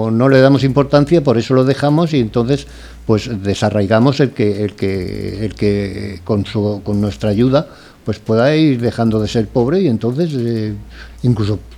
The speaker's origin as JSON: {"language": "Spanish", "region": "Valencian Community", "country": "Spain", "said": "aunque soy valenciano, nunca había vivido en Valencia"}